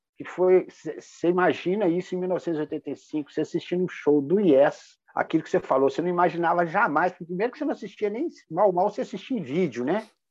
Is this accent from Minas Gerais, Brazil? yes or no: yes; Minas Gerais, Brazil; Como bom mineiros